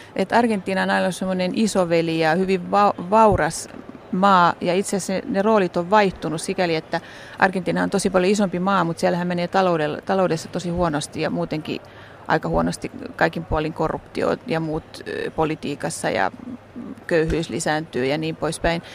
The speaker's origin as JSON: {"language": "Finnish", "town": "Helsinki", "region": "Uusimaa", "country": "Finland", "tie": "born or raised there", "moved": "as an adult", "lives_now": "Santiago, Chile", "said": "mä oon ihan helsinkiläinen, mä oon Rööperistä kotoisin alun perin syntynyt sinne ja asunut koko ikäni Kanta Helsingissä"}